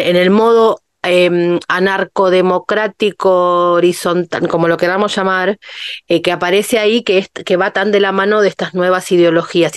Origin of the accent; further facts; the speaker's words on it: Ciudad Evita, Buenos Aires Province, Argentina; me crié en Ciudad Evita